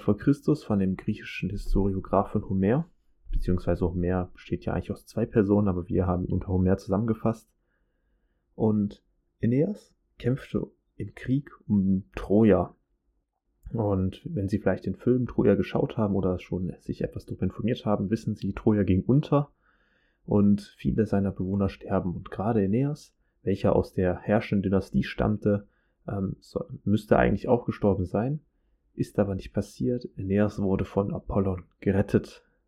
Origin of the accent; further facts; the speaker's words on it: Germany; bei uns in Deutschland